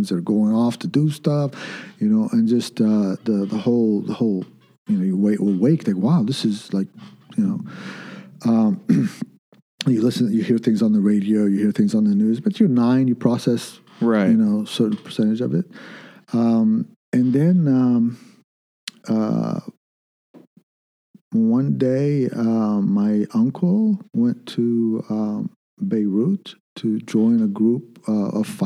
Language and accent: English; Kuwait; born there; My, both my parents are Lebanese. I was born in Kuwait